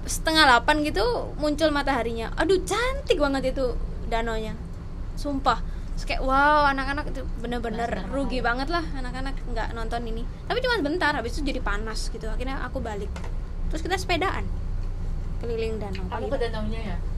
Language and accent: Indonesian; Medan, North Sumatra, Indonesia; also born or lived in Lake Toba; now in Taiwan; saya anak Medan